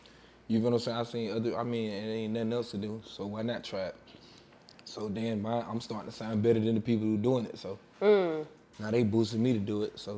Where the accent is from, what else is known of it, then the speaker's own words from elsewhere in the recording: Waycross, Georgia, United States; moved away as an adult; also born or lived in Atlanta, Georgia / New York; I'm from Waycross, Georgia.